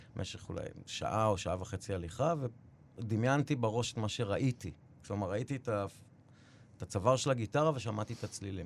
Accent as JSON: {"language": "Hebrew", "country": "Israel", "tie": "born or raised there", "moved": "as an adult", "lives_now": "New York City, United States", "said": "כשחזרתי לפה בגיל חמש"}